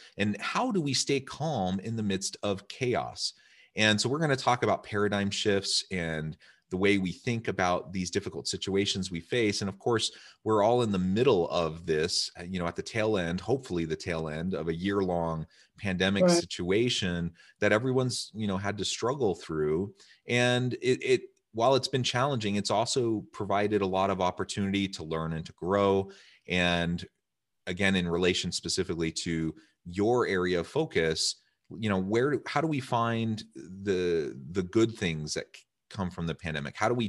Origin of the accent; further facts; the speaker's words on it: Midwest, United States; I'm also from the Midwest. I'm also from a family of eight.